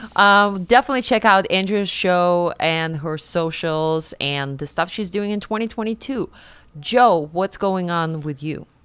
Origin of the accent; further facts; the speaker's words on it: Siberia, Russia; moved away as an adult; now in New York, United States; I grew up in Siberia and Russia. I was nineteen when I moved to New York